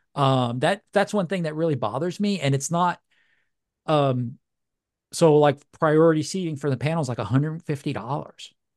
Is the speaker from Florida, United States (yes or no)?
no; New Orleans, Louisiana, United States; moved away; I love New Orleans, man. That's my hometown.